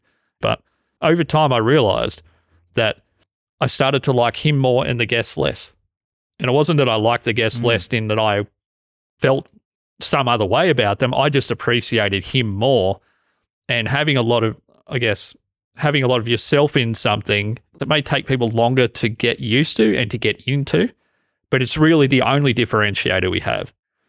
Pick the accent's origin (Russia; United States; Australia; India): Australia; accent: Australian; and my Australian accent, to be honest, it's changed over the last 10 years because I've spent so long talking onto a microphone, so much time.